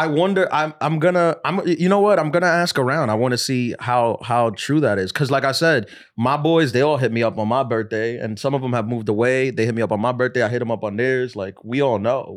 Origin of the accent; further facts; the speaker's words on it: New York City, New York, United States; I'm from New York City